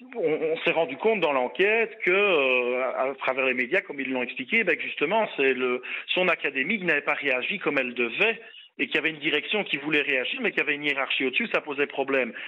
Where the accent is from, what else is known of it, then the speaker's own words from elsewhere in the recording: Belgium; chez nous en Belgique